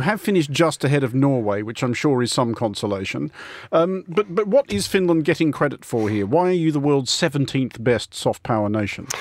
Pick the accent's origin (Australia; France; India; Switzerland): Australia; as an Australian